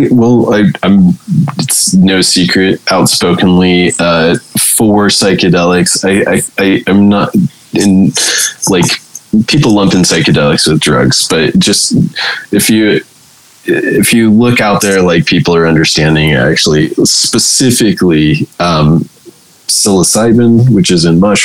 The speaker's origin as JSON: {"language": "English", "region": "California", "country": "United States", "accent": "stonery California", "said": "My stonery California accent"}